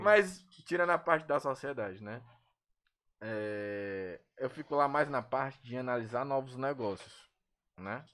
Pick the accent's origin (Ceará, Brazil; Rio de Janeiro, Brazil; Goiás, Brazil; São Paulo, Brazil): Ceará, Brazil; aqui no nosso, pelo menos no nosso estado